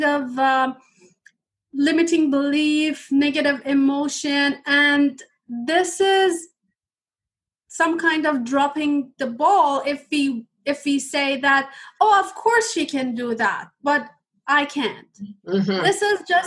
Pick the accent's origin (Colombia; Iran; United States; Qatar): Iran; English is a second language; moved away as an adult; now in Canada; when I was a child, my home country was in war